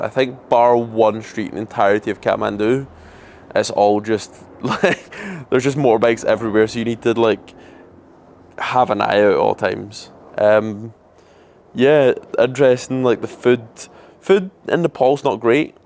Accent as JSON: {"language": "English", "region": "Scotland", "country": "United Kingdom", "also_born_or_lived": "Glasgow", "moved": "as an adult", "lives_now": "Melbourne, Australia", "said": "I'm Scottish and I'm in Melbourne, Australia just now as well, so I've been away from home for around a year now"}